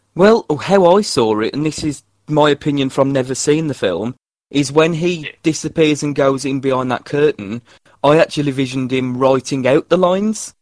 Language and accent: English; West Midlands, United Kingdom; I am an actor from the West Midlands